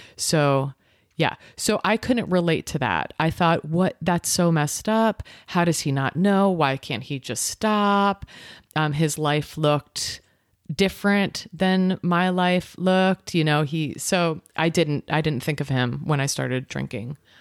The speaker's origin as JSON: {"language": "English", "region": "New York", "country": "United States", "tie": "born or raised there", "moved": "yes"}